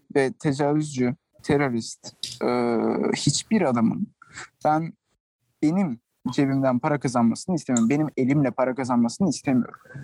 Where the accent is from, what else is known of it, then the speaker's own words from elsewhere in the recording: Turkey; now in Barcelona, Spain; ben Türk'üm